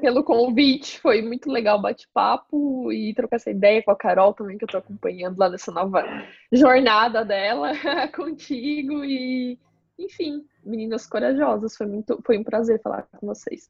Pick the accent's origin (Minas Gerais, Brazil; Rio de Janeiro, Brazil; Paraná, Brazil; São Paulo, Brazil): Paraná, Brazil; now in Santa Catarina, Brazil; Eu nasci no Paraná, então quando eu vim para Santa Catarina